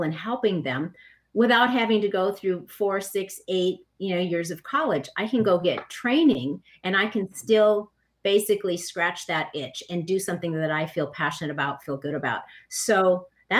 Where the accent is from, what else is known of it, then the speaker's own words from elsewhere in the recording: Minneapolis, Minnesota, United States; I grew up in Minneapolis